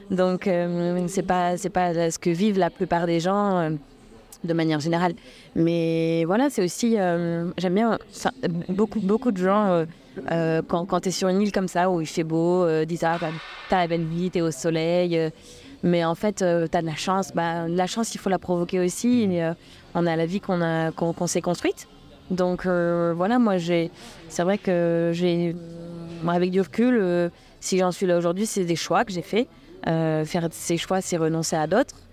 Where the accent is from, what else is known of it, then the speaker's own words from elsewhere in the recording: Le Mans, Pays de la Loire, France; moved away as an adult; now in Réunion; quand j'ai quitté le Mans à 18 ans euh, pour, euh, pour faire ma vie, démarrer ma vie et puis me construire, jamais j'aurais imaginé à, à, 39 ans débarquer sur l'île intense